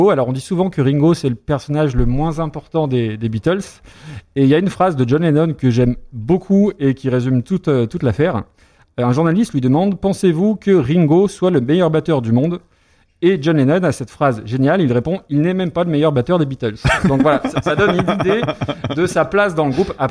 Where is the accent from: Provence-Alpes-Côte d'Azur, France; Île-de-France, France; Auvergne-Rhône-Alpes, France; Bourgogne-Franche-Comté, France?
Auvergne-Rhône-Alpes, France; Lyon; Je suis lyonnais.